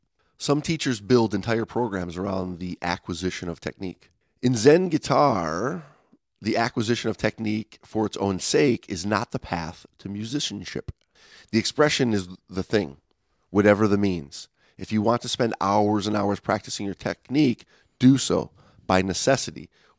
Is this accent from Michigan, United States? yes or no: yes; Detroit, Michigan, United States; I'm from Detroit, man.